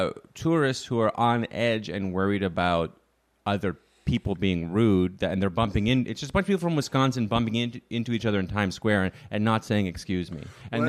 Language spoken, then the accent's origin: English; Canada; moved away as an adult; now in United States; here's the thing about being Canadian is I don't think there's any two countries that are more similar.